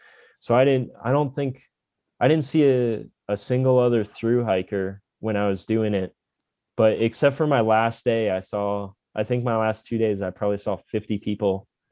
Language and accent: English; Florida, United States; I'm from Florida.